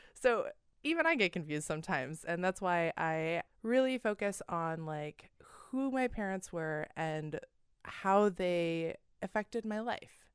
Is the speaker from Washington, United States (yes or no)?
yes; Seattle, Washington, United States; We grew up in the Seattle Pacific Northwest area